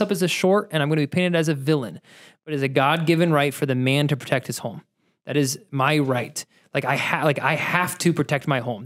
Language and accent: English; Ohio, United States; I grew up in Ohio, so I grew up skeet shooting